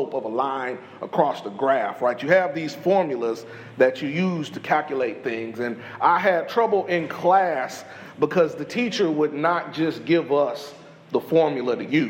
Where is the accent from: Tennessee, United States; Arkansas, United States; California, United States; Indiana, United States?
Indiana, United States; Indianapolis; moved away as an adult; also born or lived in Freeport, Illinois; now in East Columbia, Texas, United States; I am originally from Indianapolis, Indiana, by way of Freeport, Illinois. So I was born in Freeport, moved to Indiana, and then came down here to Texas